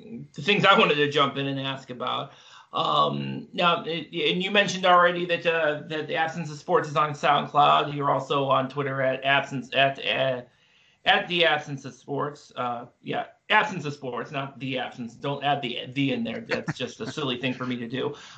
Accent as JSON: {"language": "English", "town": "Cleveland", "region": "Ohio", "country": "United States", "said": "I'm originally from Cleveland"}